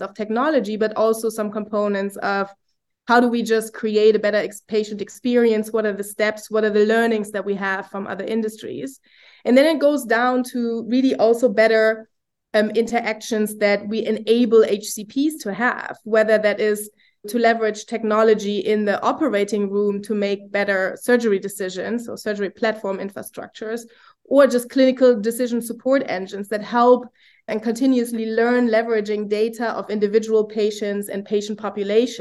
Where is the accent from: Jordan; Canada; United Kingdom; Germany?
Germany; now in United States; I'm from Germany